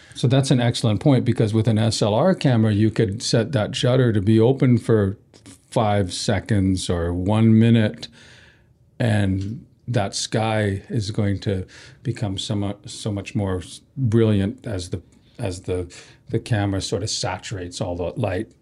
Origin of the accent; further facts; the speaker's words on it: Canada; we're from, you know, we're just Canadian